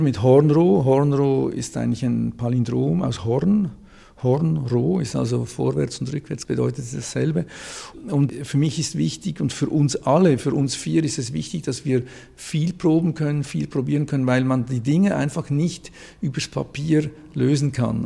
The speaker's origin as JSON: {"language": "German", "region": "Zurich", "country": "Switzerland", "moved": "yes", "lives_now": "Basel, Switzerland", "said": "ich bin aus Zürich ursprünglich"}